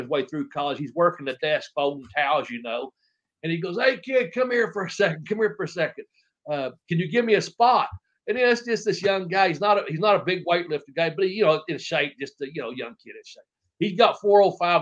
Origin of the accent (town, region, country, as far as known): Ashland, Kentucky, United States; born or raised there